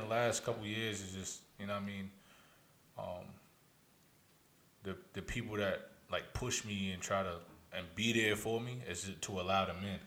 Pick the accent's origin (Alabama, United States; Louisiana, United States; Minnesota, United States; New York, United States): New York, United States; Albany; also born or lived in Texas; I'm from Albany.